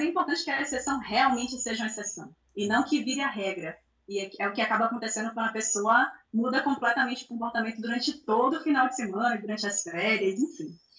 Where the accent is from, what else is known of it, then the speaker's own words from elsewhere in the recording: Salvador, Bahia, Brazil; Eu sou de Salvador também